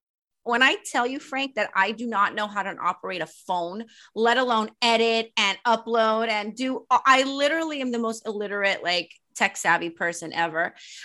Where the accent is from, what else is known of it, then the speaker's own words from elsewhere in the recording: Sweden; moved away as an adult; also born or lived in Poland; now in United States; I was born in the States, but when I was five, I moved to Sweden with my Polish stepfather. It's very random. And I grew up half in Sweden and half in Poland until I was 18. And then I moved back to the States